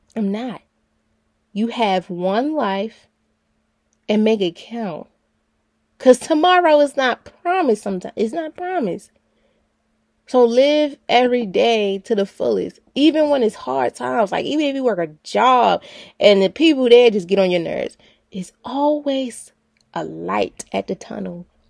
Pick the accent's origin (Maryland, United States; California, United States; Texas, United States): Maryland, United States; Baltimore; I'm from Baltimore City